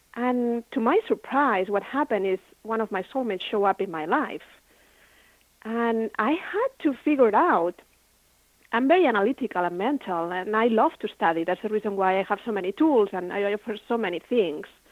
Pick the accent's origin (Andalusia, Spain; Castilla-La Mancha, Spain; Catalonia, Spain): Catalonia, Spain; Barcelona; moved away; I had my own business in Spain. I'm from Barcelona